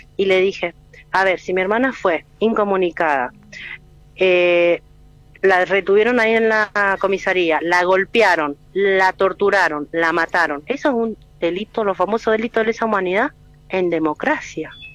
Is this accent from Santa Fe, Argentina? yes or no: no; Mendoza, Argentina; nosotros somos de Mendoza